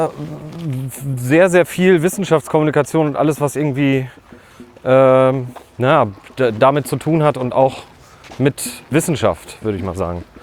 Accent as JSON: {"language": "German", "town": "Bad Oeynhausen", "region": "North Rhine-Westphalia", "country": "Germany", "also_born_or_lived": "Herford", "said": "ich wurde im Kinderkrankenhaus in Herford geboren. Also aber äh, ich sag gerne Bad Oeynhausen. Also da, da komme ich weg. Ich bin Ostwestfale."}